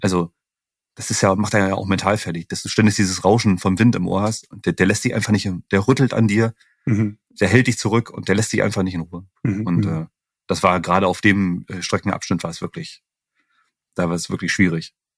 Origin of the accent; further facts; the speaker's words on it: northeastern Germany, Germany; ich komme ja aus dem Nordosten